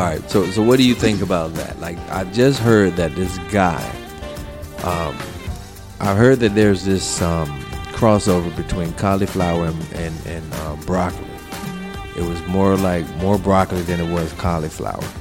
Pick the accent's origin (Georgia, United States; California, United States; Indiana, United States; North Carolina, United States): North Carolina, United States; I'm from North Carolina